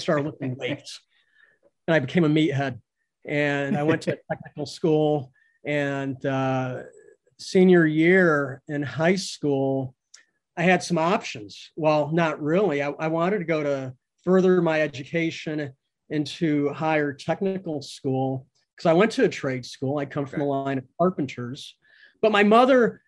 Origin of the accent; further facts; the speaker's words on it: central Connecticut, United States; now in Costa Rica; I grew up in Connecticut, New England, in central Connecticut